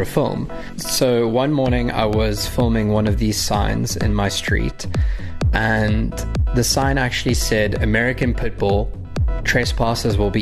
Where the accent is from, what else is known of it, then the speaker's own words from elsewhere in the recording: Durban, KwaZulu-Natal, South Africa; moved away as an adult; also born or lived in Cape Town; I've grown up my entire life at the same address in the Rose Hill, Durban North area.